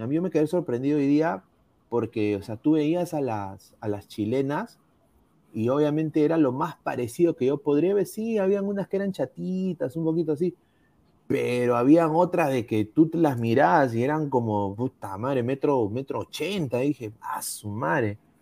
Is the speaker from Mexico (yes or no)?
no; Peru; yo soy peruano